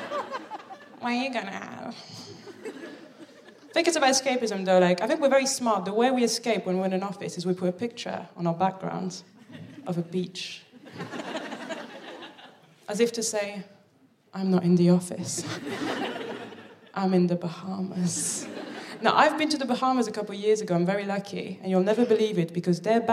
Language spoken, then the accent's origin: English; Paris, Île-de-France, France; moved away as an adult; also born or lived in Birmingham; now in London, United Kingdom; I'm from Paris